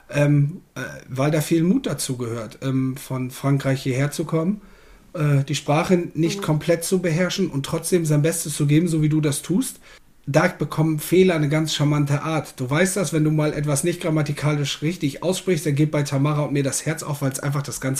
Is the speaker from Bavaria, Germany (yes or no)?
no; Bad Zwischenahn, Lower Saxony, Germany; Ich bin ähm, im wunderschönen Ammerland. Das grenzt an Ostfriesland. Ich komme aus Bad Zwischenahn.